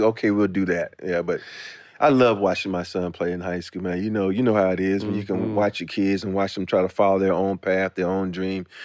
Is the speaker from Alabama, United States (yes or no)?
yes; Andalusia, Alabama, United States; growing up in Alabama